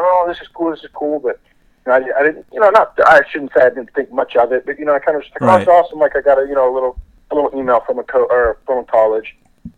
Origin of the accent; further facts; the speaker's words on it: Orlando, Florida, United States; also born or lived in Minnesota; I'm originally from Minnesota. So I was born in Minnesota. I moved to Orlando when I was five.